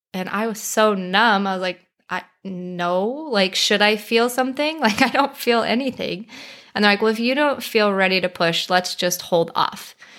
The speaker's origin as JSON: {"language": "English", "region": "Colorado", "country": "United States", "moved": "as an adult", "lives_now": "Arizona, United States", "said": "We're originally from Colorado, but we live in Arizona now"}